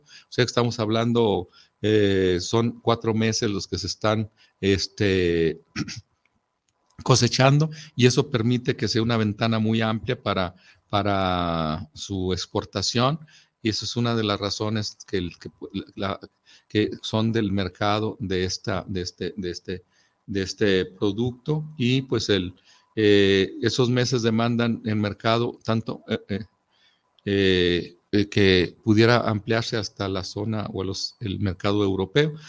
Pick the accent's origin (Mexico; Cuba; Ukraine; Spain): Mexico